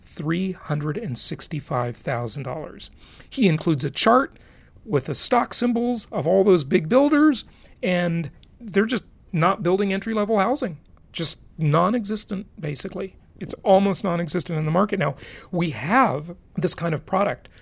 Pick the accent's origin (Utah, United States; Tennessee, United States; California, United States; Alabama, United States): California, United States; Los Angeles; also born or lived in Orange County, California; growing up in Los Angeles